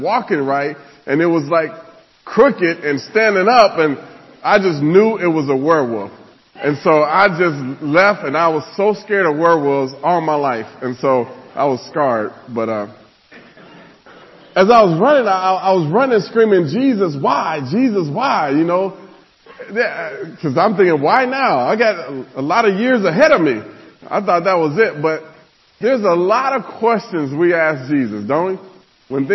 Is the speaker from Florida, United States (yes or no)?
no; Nebraska, United States; I grew up in Nebraska